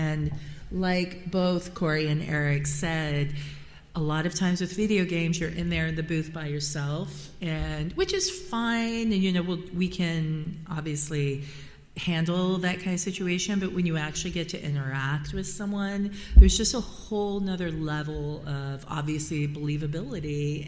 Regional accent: Tokyo, Japan; for me, I grew up in Tokyo, right? So Tokyo was kind of all that I ever knew. I went to international school.

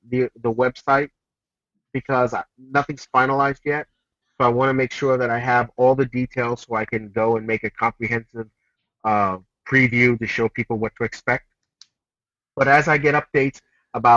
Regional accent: United States; I grew up in the U.S. I'm an American.

